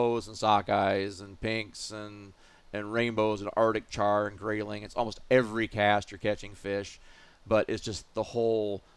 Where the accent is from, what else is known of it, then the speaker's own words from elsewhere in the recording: Oregon, United States; moved away as an adult; also born or lived in Pacific Northwest / Akeley, Minnesota; now in Minnesota, United States; I'm from Oregon originally